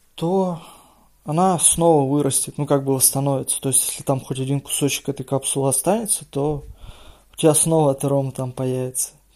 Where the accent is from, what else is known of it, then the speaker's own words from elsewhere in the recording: Izhevsk, Udmurtia, Russia; я сам из Ижевска